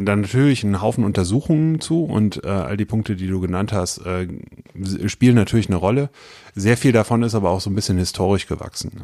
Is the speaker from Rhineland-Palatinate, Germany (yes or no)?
yes; Westerwald, Rhineland-Palatinate, Germany; moved away as an adult; now in Wiesbaden, Germany; ich bin, äh, wie gesagt, aus dem Westerwald nach Wiesbaden gezogen. Das war 99 äh, und äh, habe da angefangen zu studieren